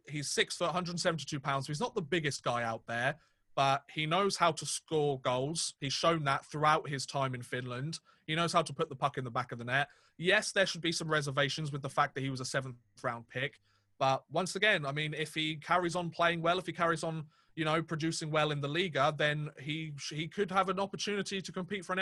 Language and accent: English; England, United Kingdom; we're two English guys. We only know English.